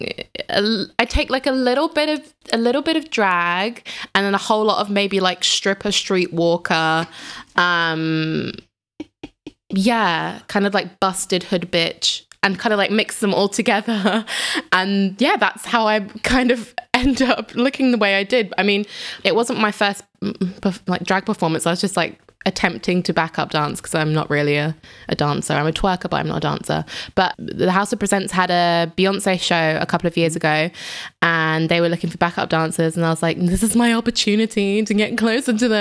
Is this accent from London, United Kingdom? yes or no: yes; London, United Kingdom; moved away as an adult; also born or lived in south of England / Switzerland; now in Berlin, Germany; I'm from London in England, but I'm also from the south of England because I live between the two